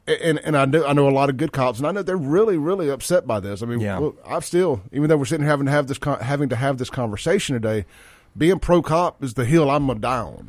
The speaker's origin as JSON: {"language": "English", "town": "Jackson", "region": "Mississippi", "country": "United States", "lives_now": "Rankin County, United States", "said": "I came from Jackson, and I've only been out in Rankin County. March will be 3 years, and I left Jackson not because I wanted"}